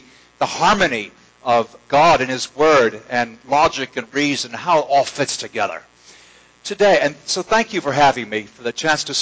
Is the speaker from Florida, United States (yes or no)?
yes; Jacksonville, Florida, United States; moved away; my hometown, Jacksonville, Florida